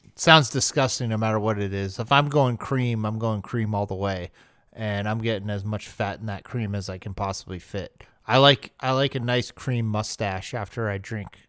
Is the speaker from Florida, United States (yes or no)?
no; Arizona, United States; I grew up in Arizona where every single meat is an all-meat burrito